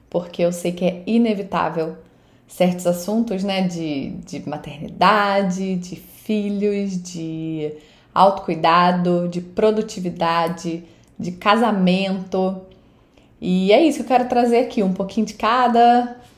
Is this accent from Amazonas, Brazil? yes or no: no; Saquarema, Rio de Janeiro, Brazil; moved away as an adult; now in United States; Eu sou do Rio de Janeiro, sou de Saquarema, no Rio de Janeiro no Brasil. E eu moro aqui nos Estados Unidos já há 13 anos e pouco, quase 14 anos.